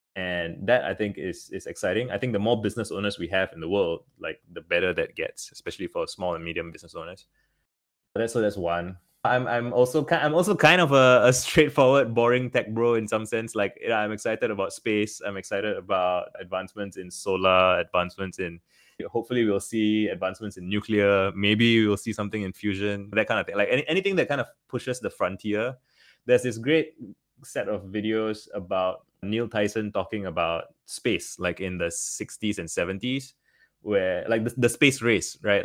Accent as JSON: {"language": "English", "country": "Singapore", "tie": "born or raised there", "said": "Growing up in Singapore, well, it's a very small country"}